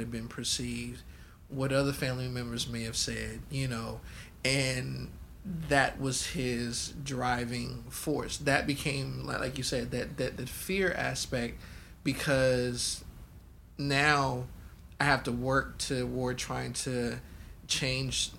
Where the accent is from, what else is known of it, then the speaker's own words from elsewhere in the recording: Baton Rouge, Louisiana, United States; moved away; also born or lived in California; Southern upbringing, right? I was born in Baton Rouge, all my folks is in Louisiana